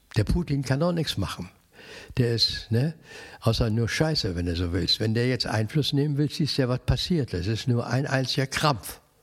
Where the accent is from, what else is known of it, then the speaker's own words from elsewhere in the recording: Cologne, North Rhine-Westphalia, Germany; ich wohne hier, ich lebe hier. Also das ist ja meine Heimat